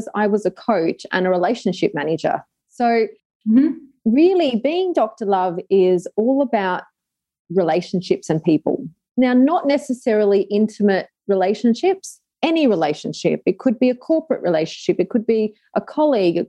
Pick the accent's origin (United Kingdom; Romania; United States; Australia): Australia; Sydney, New South Wales; moved away as an adult; also born or lived in Dubai; now in Adelaide, Australia; I am from Sydney, Australia